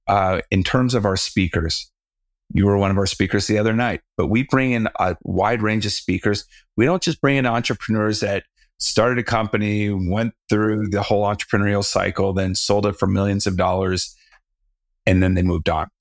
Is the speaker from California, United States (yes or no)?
yes; Southern California, United States; now in Colorado, United States; I'm from Southern California, so I was used to the water